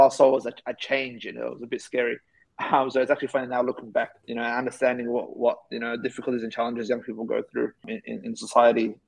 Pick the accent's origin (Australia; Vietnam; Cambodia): Australia; also born or lived in Somalia / Ethiopia; came to Australia at the age of five